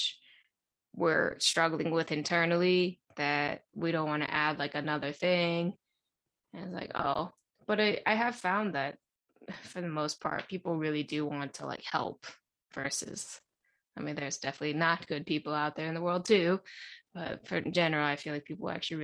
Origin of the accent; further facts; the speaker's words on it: United States; also born or lived in China; I'm an American